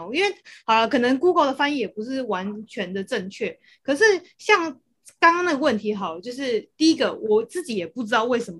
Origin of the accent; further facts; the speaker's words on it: Taiwan; 就算我是台湾的，